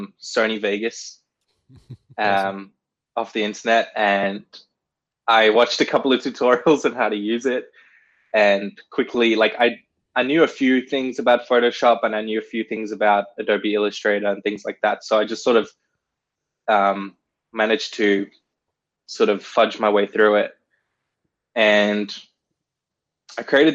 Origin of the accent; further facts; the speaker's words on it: South Africa; I was born in South Africa